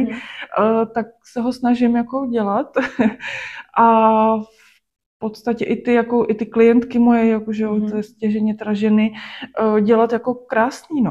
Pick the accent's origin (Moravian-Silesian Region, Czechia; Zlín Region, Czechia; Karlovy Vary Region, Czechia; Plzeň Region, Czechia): Plzeň Region, Czechia; Klatovy; moved away as an adult; also born or lived in Sušice; now in Plzeň, Czech Republic; narodila jsem se v Sušici. Aha. A do Klato jsme se přestěhovali, když mě bylo 12.